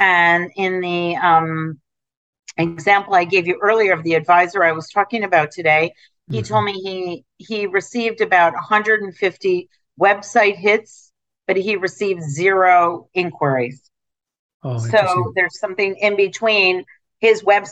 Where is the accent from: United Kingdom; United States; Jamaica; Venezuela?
United States; Detroit, Michigan; now in New York City, United States; I grew up in Detroit.